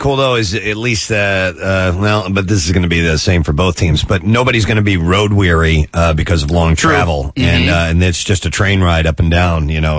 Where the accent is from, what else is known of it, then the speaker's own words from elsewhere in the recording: Middle America, Midwest, United States; moved away; I grew up in Middle America, far moved away, removed from the East Coast.